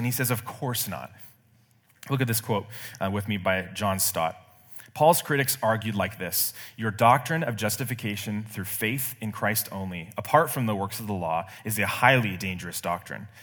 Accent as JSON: {"language": "English", "area": "Bay Area", "region": "California", "country": "United States", "moved": "yes", "said": "I'm from the Bay Area"}